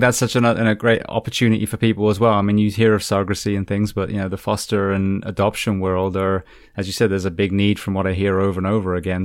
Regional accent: England, United Kingdom; also born or lived in California; now in Florida, United States; I'm from England. I'm from a cold, wet

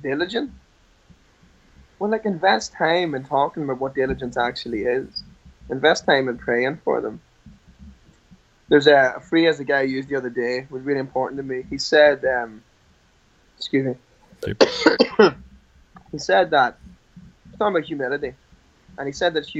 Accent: Ireland; I'm Irish

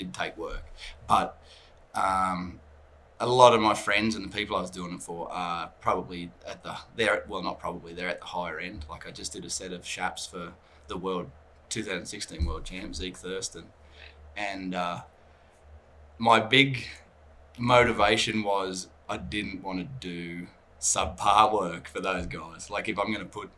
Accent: Australia; also born or lived in Canada; now in Calgary, Canada; I'm come from Australia

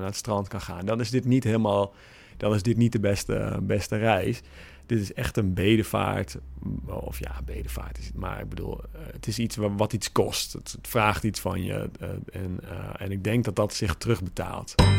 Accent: Netherlands; wij hebben daar geen controle over als Nederlanders

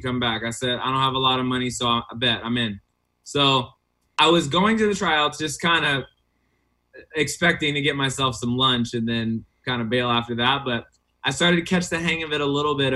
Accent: Las Vegas, Nevada, United States; also born or lived in Texas; I was born in Texas, raised in Vegas

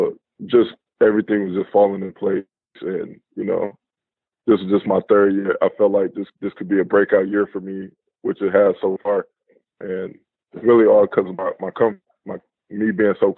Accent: Detroit, Michigan, United States; moved away as an adult; now in Athens, Greece; being from Detroit and growing up in Detroit.

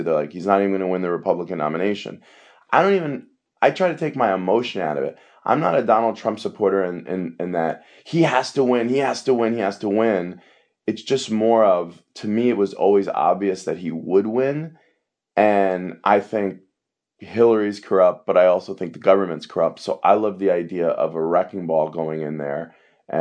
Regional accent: New York, United States; I'm from New York and I worked in the World Trade Center the whole summer before 9/11.

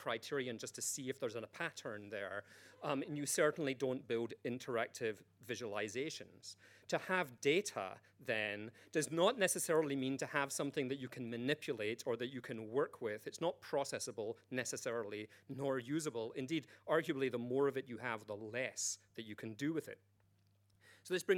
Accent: United Kingdom; I'm British

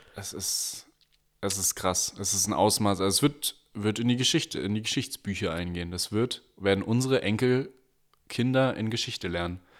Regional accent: Germany; als Deutscher

